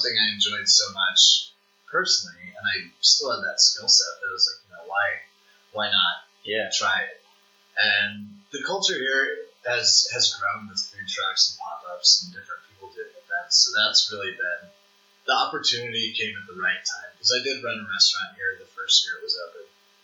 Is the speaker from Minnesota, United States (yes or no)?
no; St. Louis, Missouri, United States; moved away as an adult; now in Lincoln, United States; growing up in St. Louis